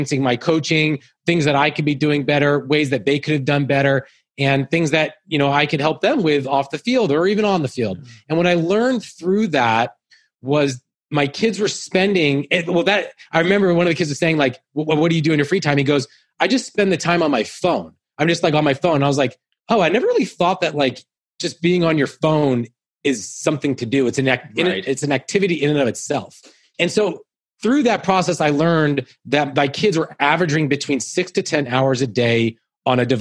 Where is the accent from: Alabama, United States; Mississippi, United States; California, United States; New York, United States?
California, United States; Menlo Park; I grew up in Menlo Park